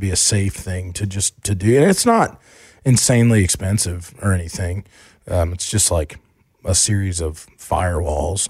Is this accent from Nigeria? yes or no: no; Asheville, North Carolina, United States; also born or lived in Charlotte; we moved from Charlotte to Asheville